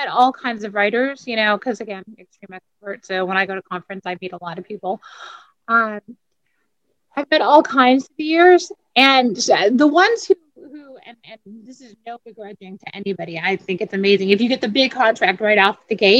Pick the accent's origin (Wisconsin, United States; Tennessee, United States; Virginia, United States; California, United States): California, United States; San Diego; now in Austin, United States; I live in Austin now, but I grew up in San Diego